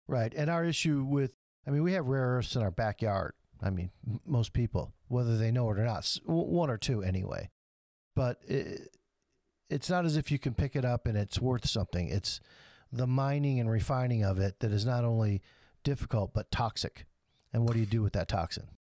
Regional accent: Flint, Michigan, United States; my hometown in Flint.

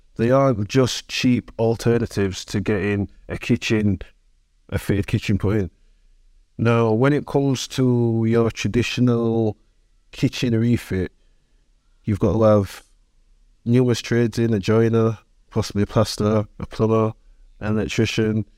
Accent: Sheffield, Yorkshire and the Humber, United Kingdom; Sheffield City born and bred. I'm from Brightside, which is like the north end of the city

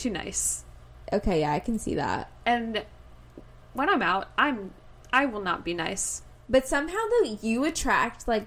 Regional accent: Midwest, United States; we grew up in the Midwest.

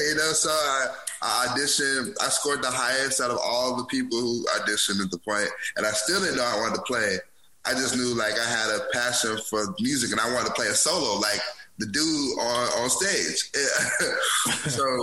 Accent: Huntsville, Alabama, United States; also born or lived in Memphis, Tennessee; I'm from Huntsville, Alabama. Born in Memphis, Tennessee. I was just from Huntsville, Alabama. You know, all my family lives here.

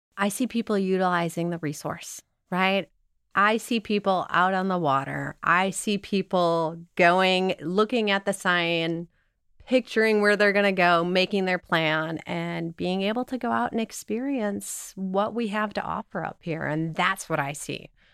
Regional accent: Chicago, Illinois, United States; moved away as an adult; also born or lived in the American West; now in Michigan, United States; I grew up in Chicago and spent my time, and then I moved out west

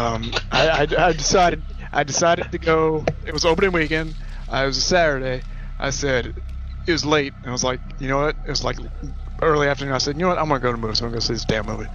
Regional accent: Maryland, United States; also born or lived in Pittsburgh; I'm from Maryland

